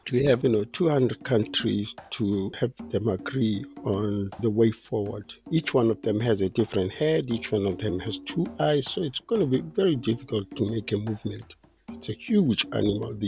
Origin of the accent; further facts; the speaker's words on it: Botswana; I'm from Botswana